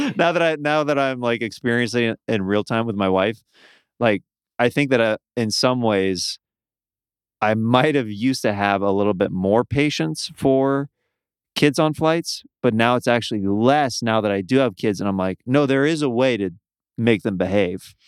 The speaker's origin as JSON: {"language": "English", "region": "Midwest", "country": "United States", "moved": "yes", "said": "we're both from the Midwest"}